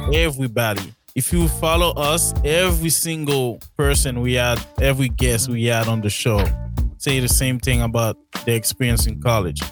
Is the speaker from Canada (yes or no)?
no; Haiti; I'm Haitian